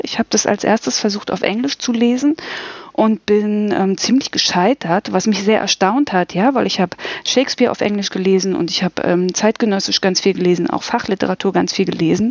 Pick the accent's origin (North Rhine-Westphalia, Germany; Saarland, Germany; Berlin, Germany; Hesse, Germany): Berlin, Germany; ich bin aus Berlin